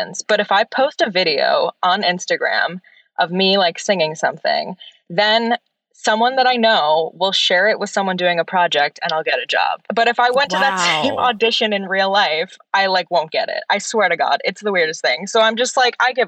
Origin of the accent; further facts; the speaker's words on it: Wisconsin, United States; moved away as an adult; now in New York City, United States; I am from Wisconsin and I grew up performing and like doing all the theater in my school